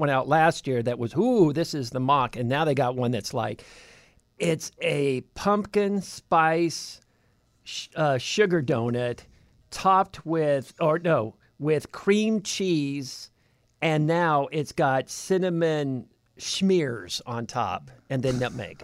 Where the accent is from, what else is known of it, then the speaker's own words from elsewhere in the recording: California, United States; moved away; I'm from California